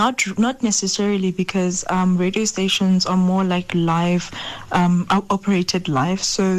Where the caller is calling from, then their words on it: Mokopane, Limpopo, South Africa; I'm from Mokopani.